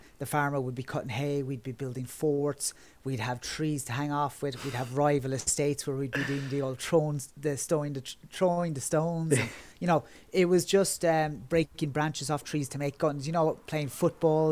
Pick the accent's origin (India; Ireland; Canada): Ireland; Kerry, Munster; moved away as an adult; now in Dublin, Ireland; I currently live in Dublin, which is on the east coast of Ireland, but I'm originally from Kerry, which is on the southwest